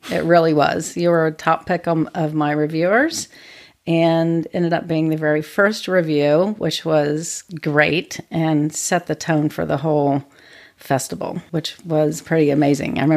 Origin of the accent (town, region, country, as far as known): Springfield, Ohio, United States; born or raised there; moved away as an adult; now in Portland, United States